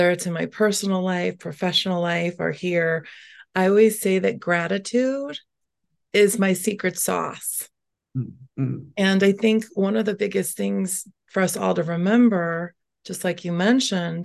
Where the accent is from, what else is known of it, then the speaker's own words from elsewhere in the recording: Schaumburg, Illinois, United States; This is the home I grew up in Schaumburg, since age five